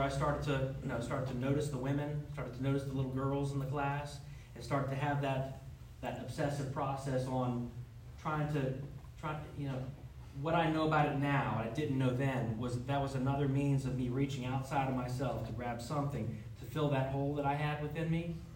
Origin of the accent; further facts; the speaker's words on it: Jacksonville, Florida, United States; moved away; I'm originally from Jacksonville, Florida